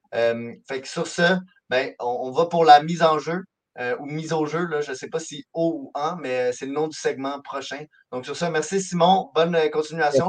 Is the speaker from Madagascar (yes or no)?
no; Montreal, Quebec, Canada; je viens de Montréal